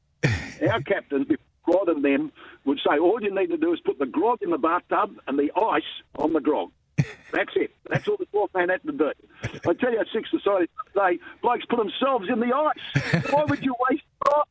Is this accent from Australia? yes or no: yes; Perth, Western Australia, Australia; also born or lived in Margaret River / Geraldton; I've been born and bred in Perth